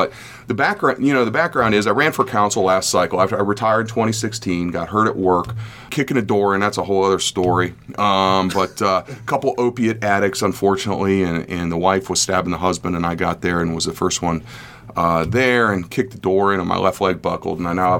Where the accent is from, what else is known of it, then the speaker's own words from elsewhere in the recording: Cleveland, Ohio, United States; now in Cincinnati, United States; originally I'm from the Cleveland area